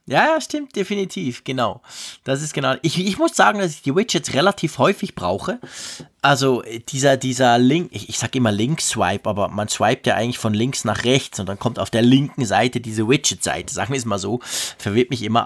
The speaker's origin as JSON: {"language": "German", "country": "Switzerland", "said": "bei uns in der Schweiz"}